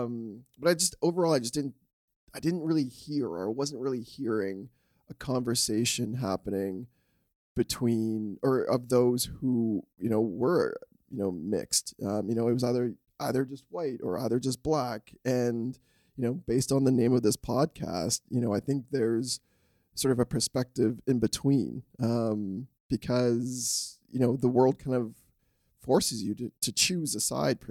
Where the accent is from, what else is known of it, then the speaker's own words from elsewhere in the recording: Scarborough, Ontario, Canada; growing up kind of where I grew up in Scarborough, there was a lot of different cultures and diverse cultures.